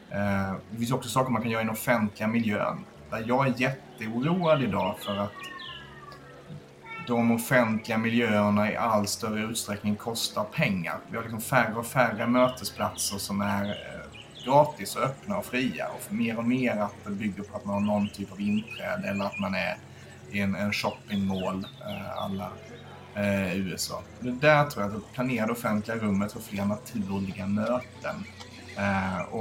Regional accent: Skåne, Sweden; moved away as an adult; now in Stockholm, Sweden; Nej, jag är från, är från Skåne, men jag flyttade tillfälligt upp till Stockholm för 23 år sedan.

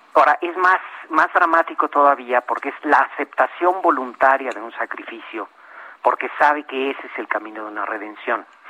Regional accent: Mexico; como, mexicanos

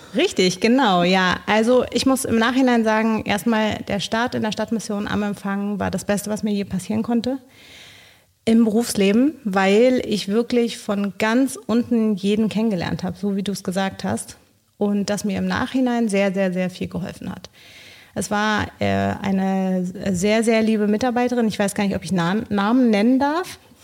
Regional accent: Bolivia; moved away as an adult; now in Berlin, Germany; Ich komme ursprünglich aus Bolivien.

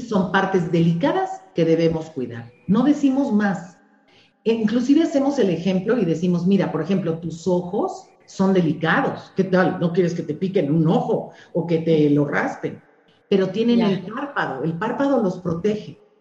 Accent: Mexico; somos las madres mexicanas

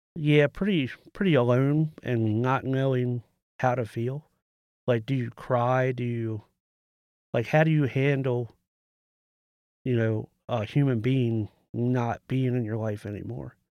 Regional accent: United States; I'm from Carroll County.

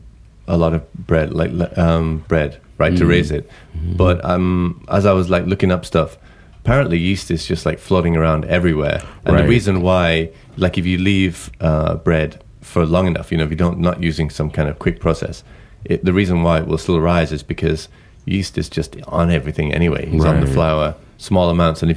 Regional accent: England, United Kingdom; I come from, you know, I come from England

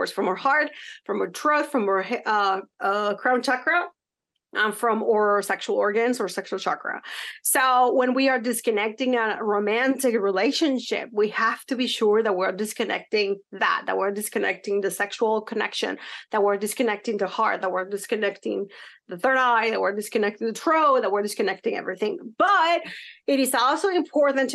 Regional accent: Mexico; now in United States; when I was growing up in Mexico

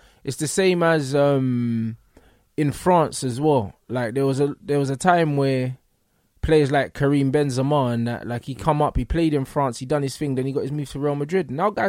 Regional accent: London, United Kingdom; also born or lived in Sweden; I'm from Northwest London

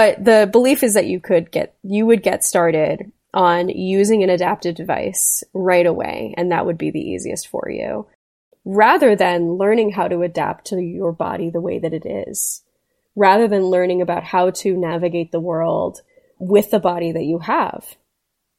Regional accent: South Florida, United States; I grew up in South Florida

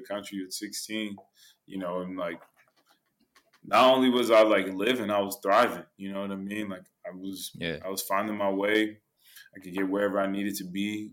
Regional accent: Richmond, California, United States; moved away as an adult; also born or lived in Croatia / Netherlands; I grew up in California

